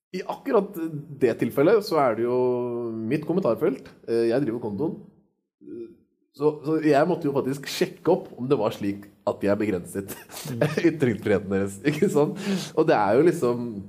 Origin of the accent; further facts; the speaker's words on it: Norway; Jeg er født og oppvokst i Norge